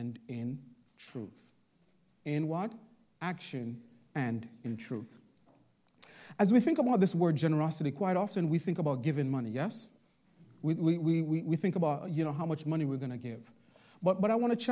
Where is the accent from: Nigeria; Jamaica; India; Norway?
Jamaica; also born or lived in Bronx, New York; now in Long Island, United States; I'm originally from Jamaica